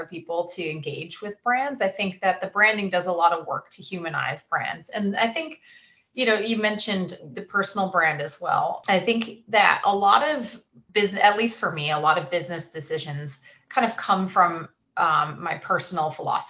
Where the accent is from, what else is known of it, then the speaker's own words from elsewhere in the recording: Kennebunkport, Maine, United States; I'm from Kennebunkport, Maine